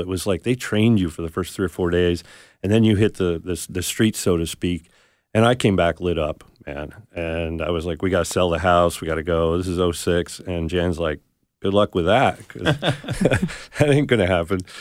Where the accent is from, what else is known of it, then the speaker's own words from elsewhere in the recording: New Jersey, United States; moved away as an adult; also born or lived in North Carolina / Arkansas; I'm from New Jersey.